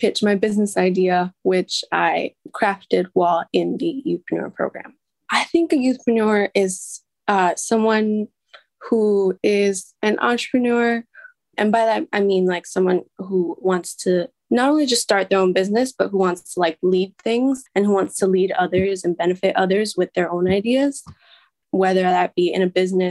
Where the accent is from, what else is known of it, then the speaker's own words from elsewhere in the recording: New York City, New York, United States; I'm also from Queens. … I was a member of the Youthpreneur Program with the Showing Hearts Foundation. I am 14, freshman in high school.